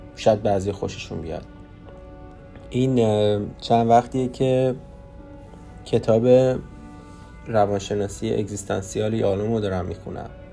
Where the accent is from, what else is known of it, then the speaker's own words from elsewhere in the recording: Iran; moved away as an adult; now in Canada; من خودم رو ترکیبی نمیدونم چون من تو ایران بزرگ شدم